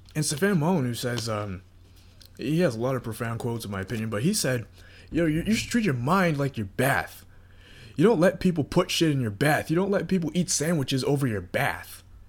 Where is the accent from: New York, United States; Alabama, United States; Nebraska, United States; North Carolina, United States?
North Carolina, United States; moved away as an adult; now in Florida, United States; I graduated high school, and I moved from North Carolina to Florida during that time